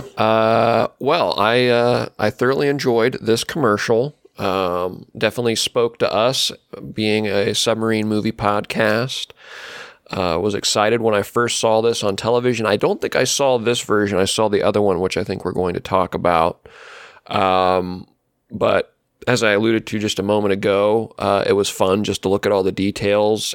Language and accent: English; Ohio, United States; I'm in Ohio